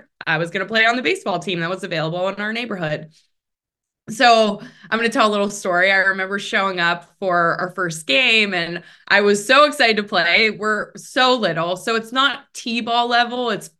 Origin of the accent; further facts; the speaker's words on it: Pittsburgh, Pennsylvania, United States; I come from a really big family. I'm one of eight kids. born and raised in Pittsburgh, Pennsylvania.